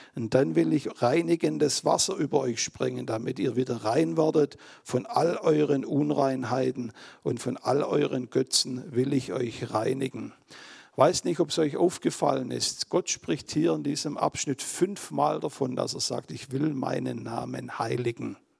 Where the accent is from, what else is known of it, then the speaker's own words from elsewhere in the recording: Germany; als Deutsche